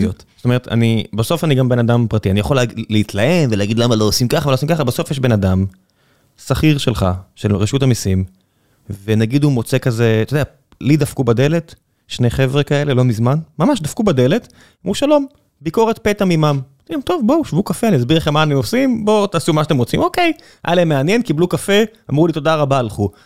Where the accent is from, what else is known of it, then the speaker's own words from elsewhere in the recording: Beersheba, Southern District, Israel; אני באר שבעי